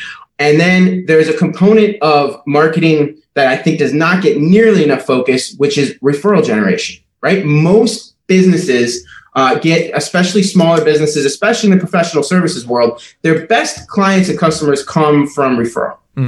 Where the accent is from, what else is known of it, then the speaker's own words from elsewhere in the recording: Liberia; also born or lived in Minneapolis, Minnesota, United States; So I grew up in West Africa. My parents, when I was 5 years old, joined a mission organization, and we moved from Minneapolis, Minnesota, across the ocean to Liberia in West Africa.